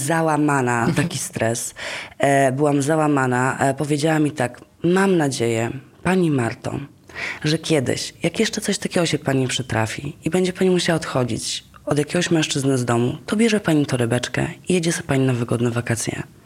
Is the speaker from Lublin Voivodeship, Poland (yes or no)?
no; Gdańsk, Pomeranian Voivodeship, Poland; moved away; ja pochodzę z Gdańska